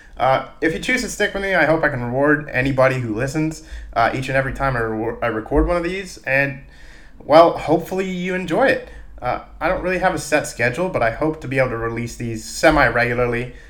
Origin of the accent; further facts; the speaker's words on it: Dallas, Texas, United States; now in Philadelphia, United States; I was born in Dallas